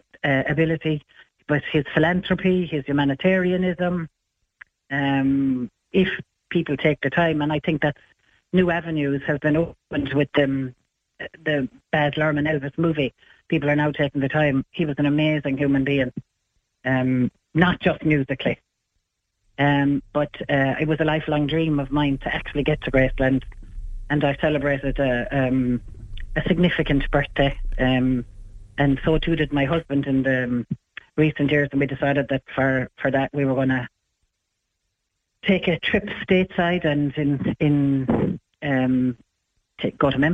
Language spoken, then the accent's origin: English; Ireland; I'm from Ireland